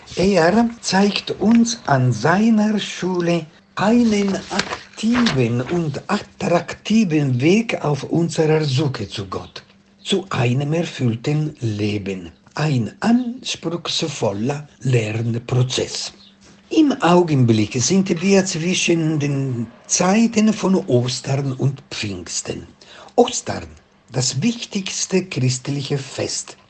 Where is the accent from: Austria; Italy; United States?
Italy; Venice, Veneto; moved away as an adult; also born or lived in Naples, Italy; now in Ibbenbüren, Germany; Geboren wurde ich in Venedig und habe in Italien an der kirchlichen Universität in Neapel doziert